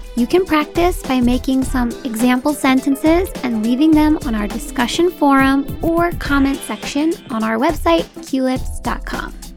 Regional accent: United States; my hometown is not too far from New York

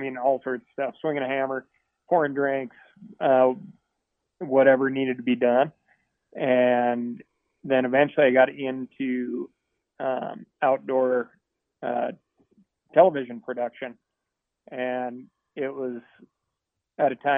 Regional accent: Missoula, Montana, United States; I grew up in Montana.

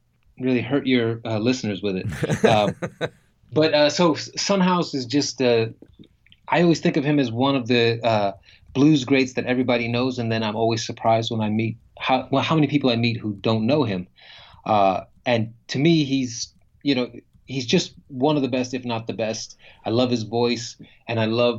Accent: United States; American writer, a writer from the U.S.

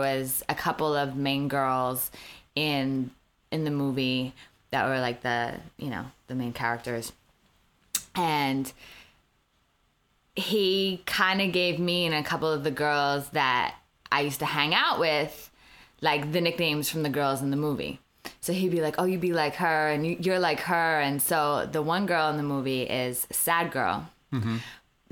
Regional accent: New Jersey, United States; I grew up in Jersey

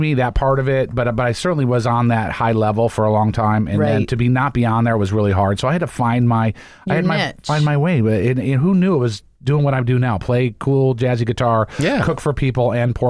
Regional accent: Buffalo, New York, United States; moved away; also born or lived in Florida; when I played Buffalo, my hometown

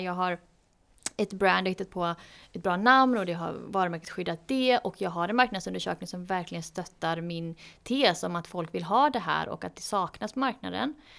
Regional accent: Gothenburg, Västra Götaland, Sweden; jag är ju från Göteborg

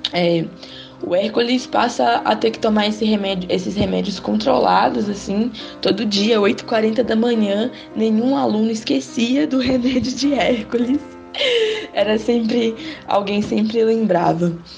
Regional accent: Dionísio, Minas Gerais, Brazil; na minha cidade natal. Lá é um lugar bem pequeno, assim, no é interior de Minas Gerais, só existe 7 mil votantes. Ela chama Dionísio

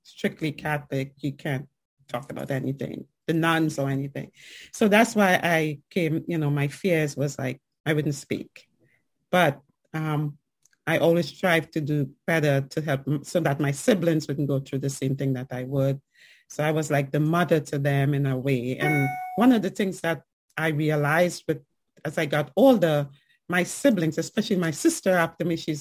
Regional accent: Trinidad & Tobago; accent: island and New York accent; also born or lived in New York, United States; now in Fayetteville, United States; growing up in Trinidad and Tobago as a young woman

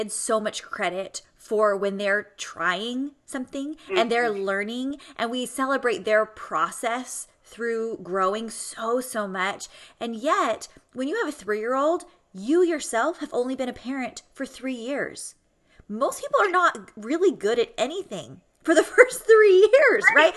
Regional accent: Southern California, United States; I'm from Southern California

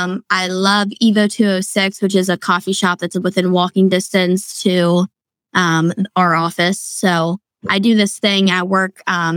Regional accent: York County, Pennsylvania, United States; I grew up in York County.

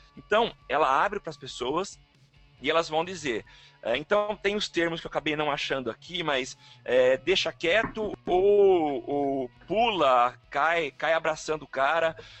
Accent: São Carlos, São Paulo, Brazil; eu sou de São Carlos

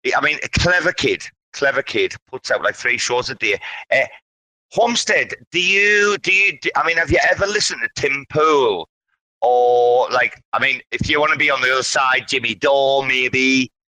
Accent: United Kingdom; now in Thailand; I'm not American. This is a matter of seeing. I'm British

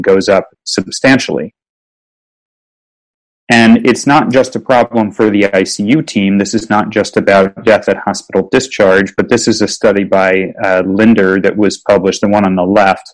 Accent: Virginia, United States; when I was growing up in Virginia

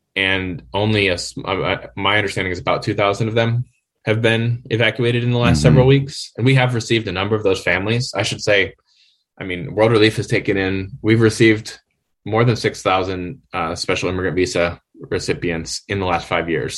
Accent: Wisconsin, United States; moved away as an adult; also born or lived in Chicagoland area, Illinois; I'm originally from Wisconsin. Uh, grew up in a fairly small city in Wisconsin

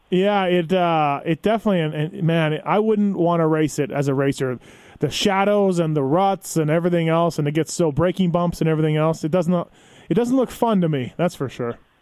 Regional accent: Canada; moved away as an adult; now in United States; I'm Canadian, so I'm not American.

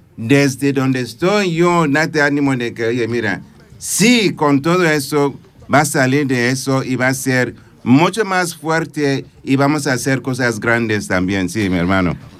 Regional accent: Nigeria; Spanish is a second language; moved away as an adult; now in Cerdanyola del Vallès, Spain; Soy de Nigeria, sí, de, ese país, pero prefiero que sea África

